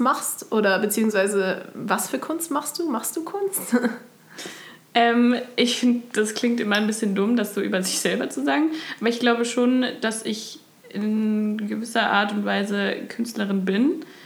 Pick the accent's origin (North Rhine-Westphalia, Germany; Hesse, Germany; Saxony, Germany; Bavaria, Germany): Hesse, Germany; near Dillenburg, near Giessen; also born or lived in Osnabrück; now in Kassel, Germany; ich komme ursprünglich aus ähm, der Nähe von Dillenburg bei Gießen